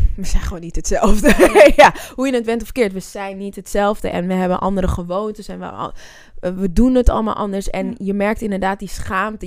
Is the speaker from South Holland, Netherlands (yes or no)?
no; Zwanenburg, North Holland, Netherlands; also born or lived in Amsterdam; ik ben een Amsterdammer, dus ja, Half-half trouwens. Ik ben in Zwanenburg ook opgegroeid.